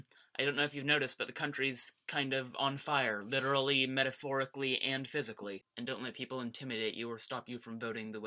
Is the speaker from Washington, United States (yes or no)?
yes; Seattle, Washington, United States; By geography, I live in Seattle. I was born here, too. I am 15 years old.